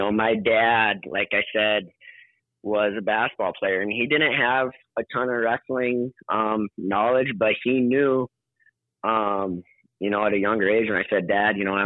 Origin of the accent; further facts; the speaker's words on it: Sturgis, South Dakota, United States; moved away as an adult; also born or lived in Winner, South Dakota; now in St. Louis Park, United States; So we moved over to Sturgis from Winter, South Dakota. It would have been my first, when I was in first grade